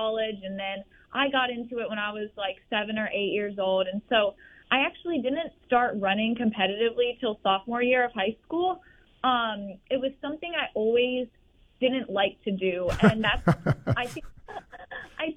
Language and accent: English; Virginia, United States; moved away as an adult; now in Gainesville, United States; I'm from Virginia